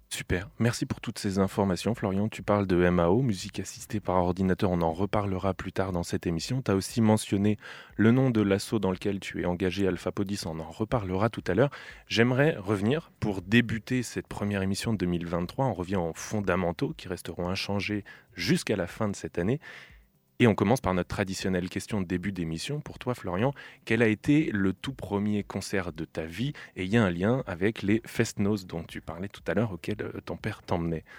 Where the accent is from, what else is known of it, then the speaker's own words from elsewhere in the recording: central France, France; je suis originaire du centre de la France